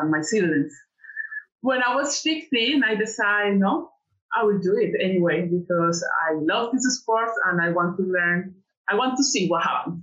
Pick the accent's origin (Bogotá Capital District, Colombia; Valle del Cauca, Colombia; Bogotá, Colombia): Valle del Cauca, Colombia; Cali; English is a second language; moved away; I grew in Cali, it's the third city in Colombia.